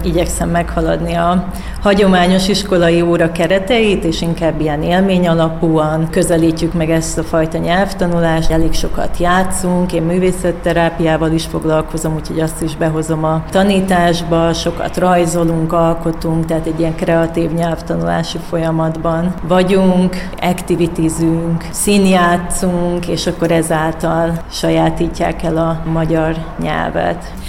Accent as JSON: {"language": "Hungarian", "region": "Vojvodina", "country": "Serbia", "moved": "yes", "lives_now": "Hungary", "said": "én vajdasági vagyok, és én otthon voltam, amikor ugye volt a két háború"}